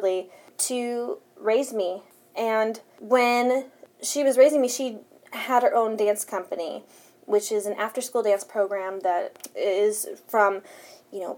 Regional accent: West Covina, California, United States; first language Spanish; English is a second language; moved away; also born or lived in San Dimas; I'm from West Covina. I was born there. I'm from San Dimas. It's in Los Angeles proper

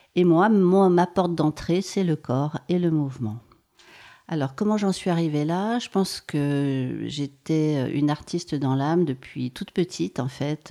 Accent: Maurienne, Auvergne-Rhône-Alpes, France; J'ai grandi en Maurienne et je suis née dans les Hautes-Alpes

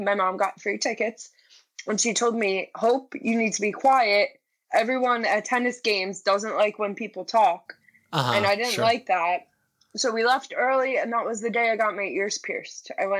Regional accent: New York, United States; I'm from New York.

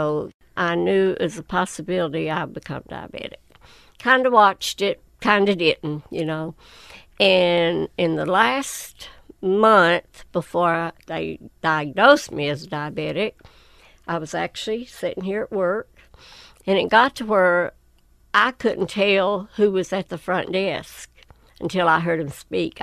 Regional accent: Whitesburg, Kentucky, United States; I was born and raised right outside of Whitesburg

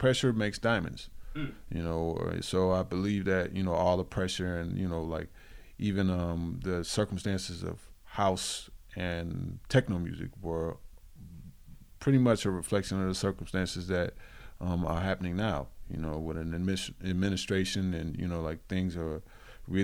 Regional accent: Detroit, Michigan, United States

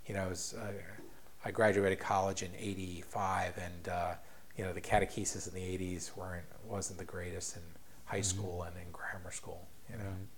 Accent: Ireland; I think that's one thing that I picked up from being Irish.

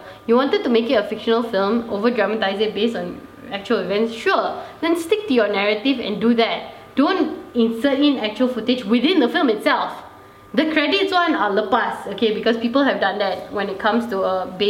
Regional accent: Malaysia; Zan and I, our racial group itself, the mixed marriage kids, are not represented. And we are also Malaysian.

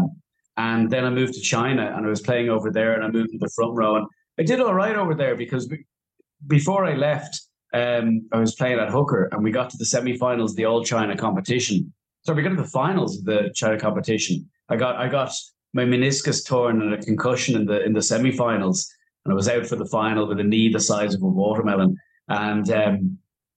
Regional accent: Dublin, Leinster, Ireland; moved away as an adult; also born or lived in Beijing / Dubai; I grew up in Raheny

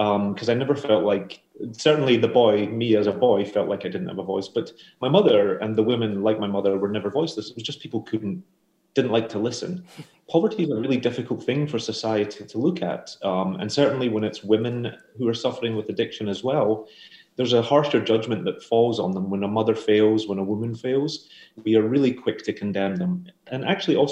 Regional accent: Glasgow, Scotland, United Kingdom; now in New York, United States; I grew up in Glasgow.

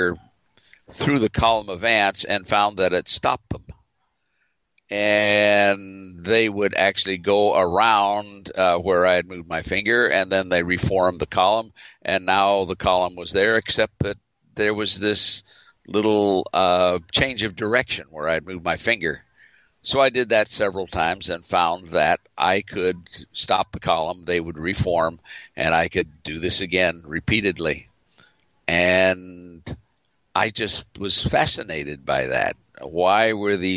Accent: Los Angeles, California, United States; I was growing up in the San Fernando Valley

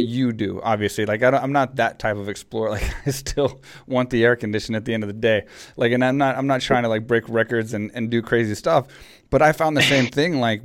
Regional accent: Texas, United States; I grew up in Texas, so it's like small town Texas

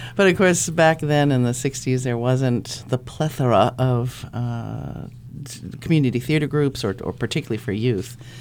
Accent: North Conway, New Hampshire, United States; moved away as an adult; now in Concord, United States; I'm just from North Conway

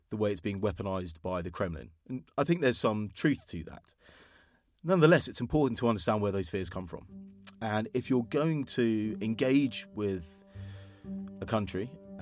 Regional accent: England, United Kingdom; I'm from England

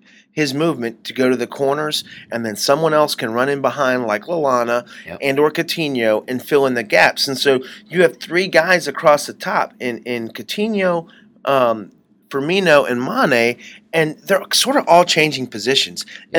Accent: United States; I'm dumb American

